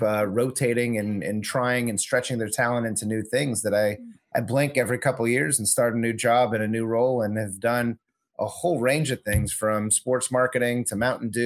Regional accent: Southern California, United States; moved away as an adult; also born or lived in Chicago; I'm from SoCal originally. I'm a California kid, grew up in Southern California

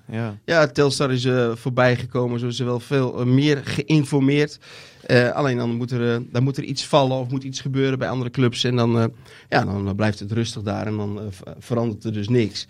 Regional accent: Netherlands; als Nederlanders

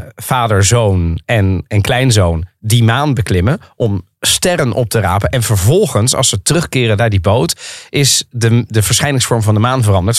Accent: The Hague, South Holland, Netherlands; moved away as an adult; also born or lived in Rotterdam; now in Amsterdam, Netherlands; Ik ben geboren en getogen in Den Haag

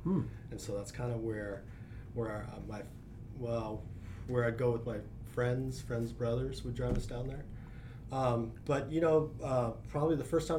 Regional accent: Arcadia, California, United States; I grew up in Arcadia.

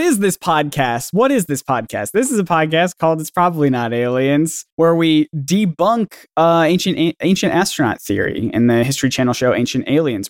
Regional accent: the South, United States; I grew up in the South

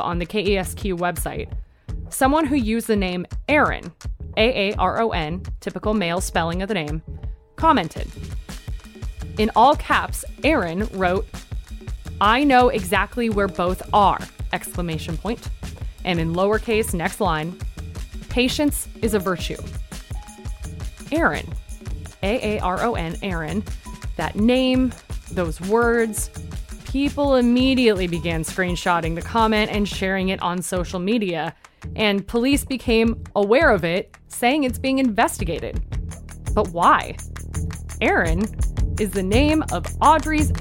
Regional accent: Coachella Valley, California, United States; moved away as an adult; now in Los Angeles, United States; I was born and raised in the Coachella Valley.

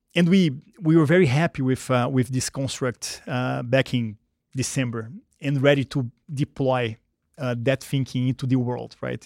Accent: Rio de Janeiro, Brazil; English is a second language; moved away as an adult; I grew up, um, uh, in Brazil, in Rio, when it was a very different country

